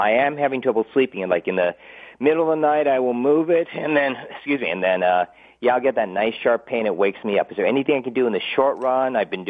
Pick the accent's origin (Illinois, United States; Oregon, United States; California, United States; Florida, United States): California, United States; Los Angeles; I'm a West LA guy, Venice High School. I'm actually back in my old house.